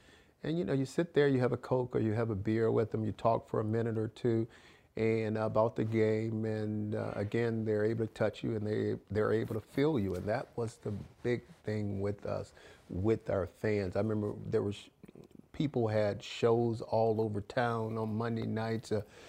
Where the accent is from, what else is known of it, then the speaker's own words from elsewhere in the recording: Alabama, United States; also born or lived in Mississippi; And going back to my roots, growing up in Alabama, going to school in Mississippi